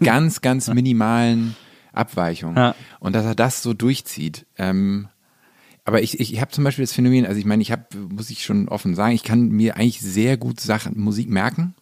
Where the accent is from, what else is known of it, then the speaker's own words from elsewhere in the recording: Hamburg, Germany; Also ich bin ja in Hamburg groß geworden